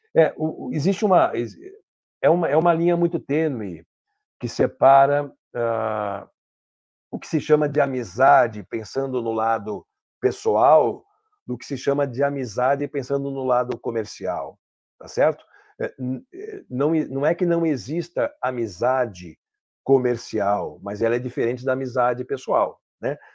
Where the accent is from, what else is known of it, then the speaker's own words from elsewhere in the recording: São Paulo, Brazil; moved away as an adult; now in Caxias do Sul, Brazil; Eu sou de São Paulo, capital, mas moro aqui há 18 anos